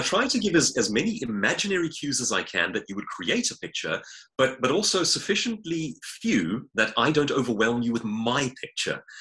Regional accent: Johannesburg, Gauteng, South Africa; grew up like myself in Johannesburg

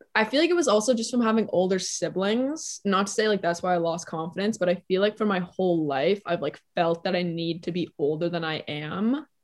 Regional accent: Toronto, Ontario, Canada; also born or lived in New York; I was born and raised in Toronto, Canada

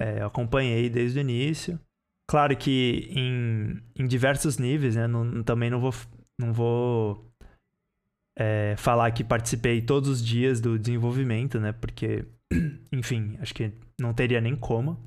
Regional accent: São Paulo, Brazil; eu sou de São Paulo

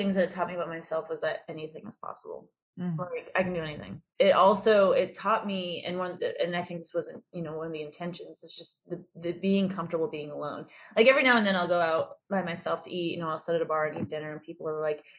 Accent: United States; I'm an American girl

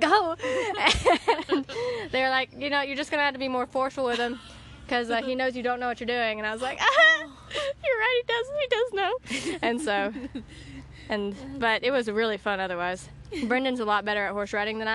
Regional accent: Alabama, United States; I am from Alabama

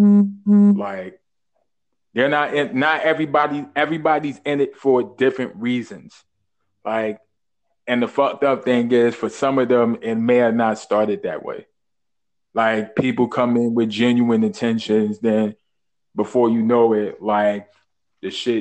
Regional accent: New York City, New York, United States; born and raised in Brooklyn.

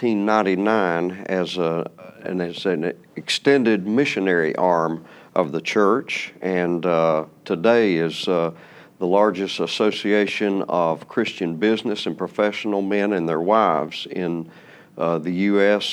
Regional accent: Boone, North Carolina, United States; moved away as an adult; also born or lived in Raleigh, North Carolina / Charlotte, North Carolina / Wilkesboro, North Carolina; I grew up in Boone in the mountains

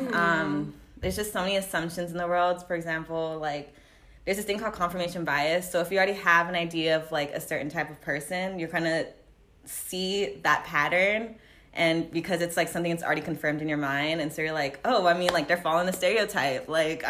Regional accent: United States; first language Japanese; when I was younger, we'd go back to Japan a lot, visit my grandparents. And so as crazy as like my first language was Japanese. {S0} Okay. {S2} But I've lived in the States for most of my life

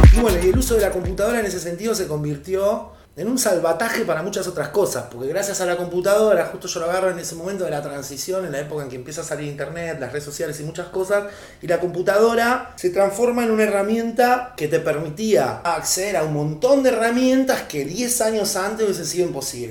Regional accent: Azul, Buenos Aires Province, Argentina; moved away as an adult; now in La Plata, Argentina; como DJ en algunos boliches cuando era chico en Azul, antes de a La Plata, durante la secundaria

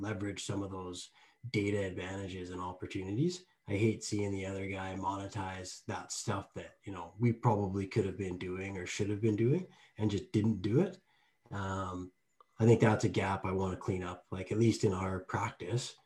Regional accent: Lethbridge, Alberta, Canada; born or raised there

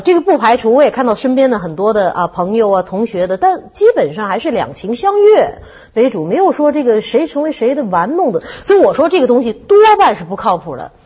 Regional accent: Shanghai, China; 我是上海人，我也不能代表全体上海市民来说话

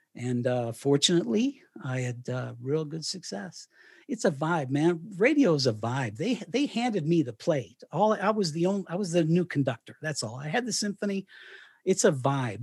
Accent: Canon City, Colorado, United States; moved away as an adult; also born or lived in Miami, Florida / Knoxville, Tennessee; So I moved from Miami and, and retired in Canyon City, Colorado

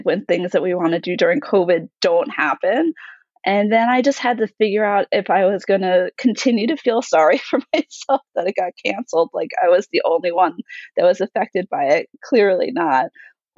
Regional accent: New York, United States; moved away; I'm originally from New York

